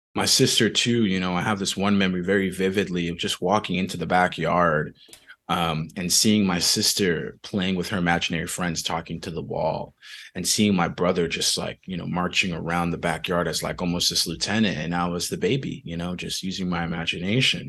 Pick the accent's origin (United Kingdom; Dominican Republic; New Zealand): Dominican Republic; moved away; I was born in the Dominican Republic